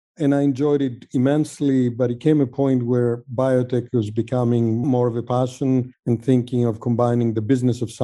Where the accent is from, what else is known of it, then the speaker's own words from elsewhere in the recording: Greece; moved away as an adult; also born or lived in Sweden; now in United States; I grew up in Greece